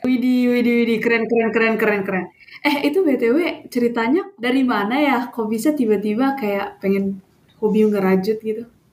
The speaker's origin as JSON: {"language": "Indonesian", "region": "North Sumatra", "country": "Indonesia", "moved": "as an adult", "lives_now": "Solo, Indonesia", "said": "aku tuh asalnya dari Sumatera Utara"}